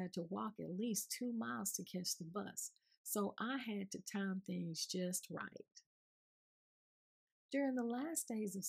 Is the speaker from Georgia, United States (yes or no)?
yes; Augusta, Georgia, United States; I grew up in Georgia, which is considered the Deep South